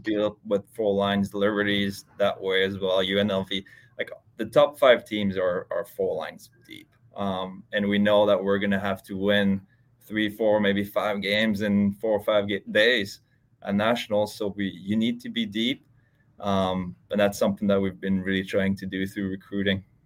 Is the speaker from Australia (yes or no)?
no; Switzerland; moved away as an adult; also born or lived in Texas / Ohio; I grew up in Switzerland, uh, and I played there until I was twenty, twenty years old.